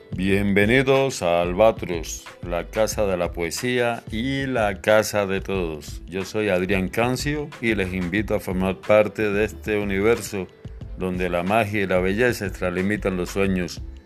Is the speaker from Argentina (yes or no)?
no; Havana, Cuba; moved away; habanero, allá de mi terruño